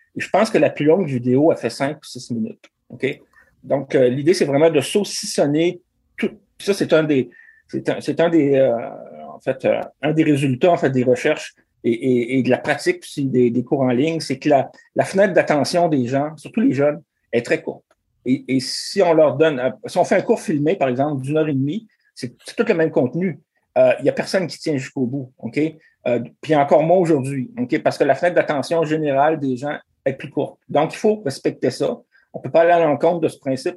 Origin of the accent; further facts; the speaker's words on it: Rivière-du-Loup, Quebec, Canada; je viens de, de Rivière-du-Loup